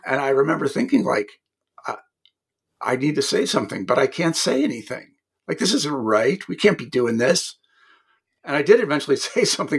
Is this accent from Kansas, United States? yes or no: yes; Kansas, United States; moved away as an adult; I was a kid from Kansas